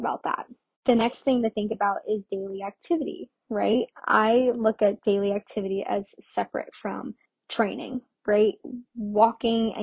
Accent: Orlando, Florida, United States; I'm from Florida, but I'm or from Orlando, Florida

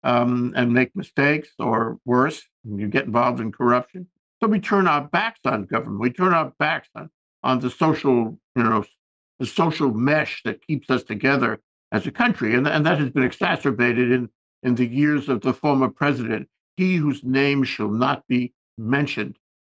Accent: Hawaii, United States; As we say in Hawaii

